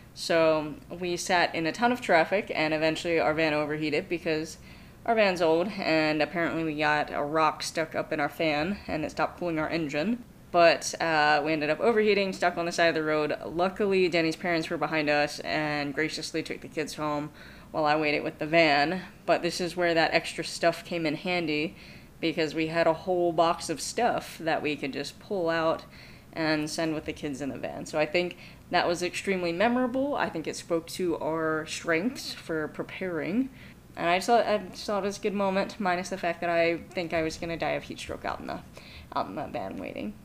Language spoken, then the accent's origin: English; East Coast, United States; moved away; I'm originally from the East Coast